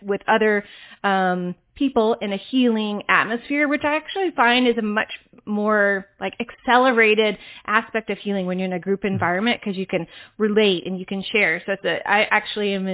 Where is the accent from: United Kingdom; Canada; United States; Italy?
United States; Atlanta, Georgia; also born or lived in California / New York City / Seattle; now in North Carolina, United States; I grew up in Atlanta in the South